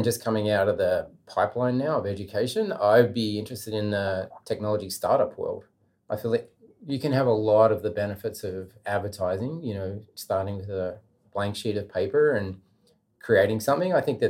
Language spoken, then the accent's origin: English; Australia; I'm coming from Australia and I want to work for free for a week.